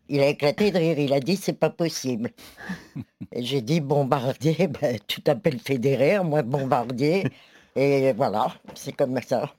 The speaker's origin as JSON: {"language": "French", "country": "France", "said": "je suis française"}